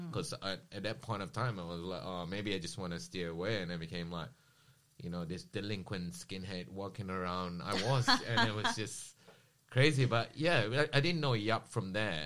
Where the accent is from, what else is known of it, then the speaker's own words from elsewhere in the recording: Johor, Malaysia; moved away as an adult; now in Melbourne, Australia; I was born in Johor in Malaysia